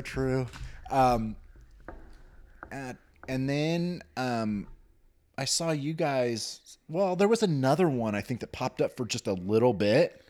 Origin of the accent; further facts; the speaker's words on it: Newton, Kansas, United States; I grew up in Newton, Kansas, which is outside of Wichita